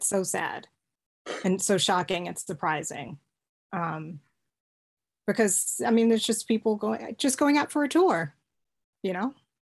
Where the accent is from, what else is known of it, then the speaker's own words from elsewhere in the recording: Texas, United States; also born or lived in New York; now in Iceland; I grew up in Texas